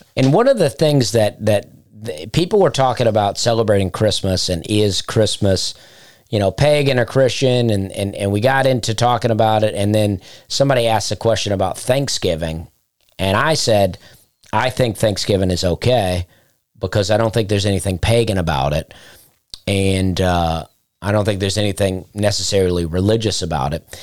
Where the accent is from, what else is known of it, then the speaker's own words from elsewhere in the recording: Alabama, United States; moved away as an adult; also born or lived in Charleston; I lived in Charleston and I'm from Alabama.